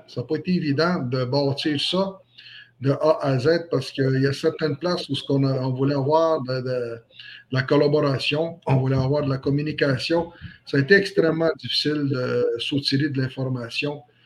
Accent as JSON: {"language": "French", "town": "Manawan", "region": "Quebec", "country": "Canada", "tie": "born or raised there", "moved": "yes", "lives_now": "La Tuque, Canada", "said": "je suis natif de la, communauté Atikamekw de Manouane. Je suis né à Manouane, mais je réside actuellement ici à la TUC"}